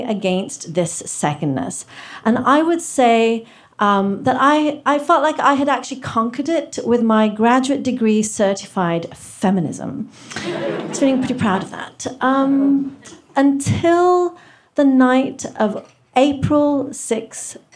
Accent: England, United Kingdom; also born or lived in Kenya; now in United States; We moved from India to Kenya, where I was born, and then from Kenya to England, where I got my accent. It's not fake. And then from England to America, where I live now.

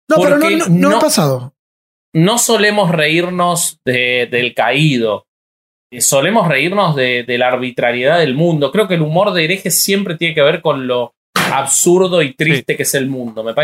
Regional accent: Uruguay; No, yo soy uruguayo.

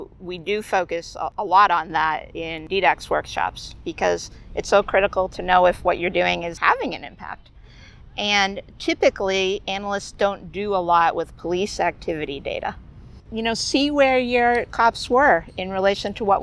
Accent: Massachusetts, United States; I'm from Massachusetts

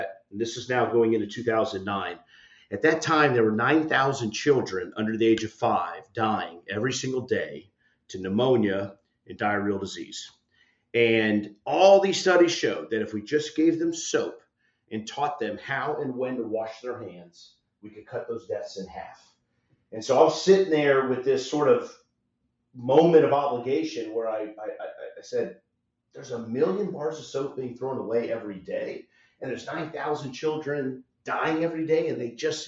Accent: South Florida, United States; now in Orlando, United States; I'm originally from South Florida. I'm talking to you from Orlando, Florida. I'm a thin-blooded Floridian.

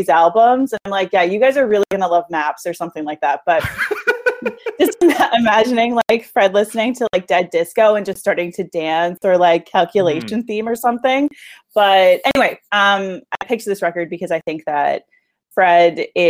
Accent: Kitchener, Ontario, Canada; now in Toronto, Canada; I grew up in Kitchener

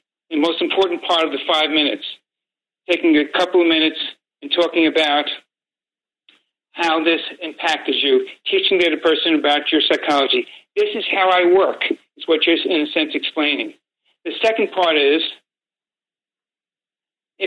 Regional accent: New York City, New York, United States; I grew up in Brooklyn and mostly Italian neighborhood

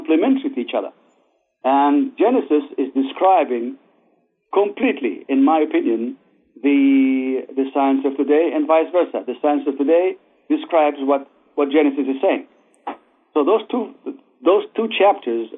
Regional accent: Israel; moved away as an adult; also born or lived in Baghdad, Iraq; now in United States; I was born in Baghdad to the Jews of Babylonia that was exiled by King Nebuchadnezzar 2,500 years ago. My parents and all the Jews of Baghdad moved to Israel in 1951. So I grew up in Israel

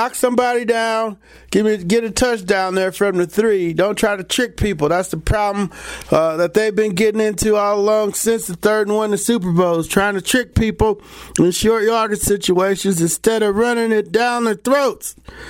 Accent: Ohio, United States; maybe growing up in Ohio and watching Woody Hayes teams mash through the Big Ten for years

